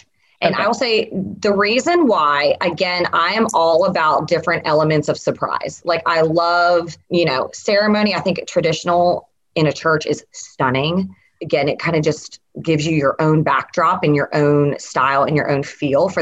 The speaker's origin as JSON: {"language": "English", "town": "Atlanta", "region": "Georgia", "country": "United States", "tie": "born or raised there", "moved": "yes", "lives_now": "Nashville, United States", "said": "I grew up in Atlanta. My family still lives there."}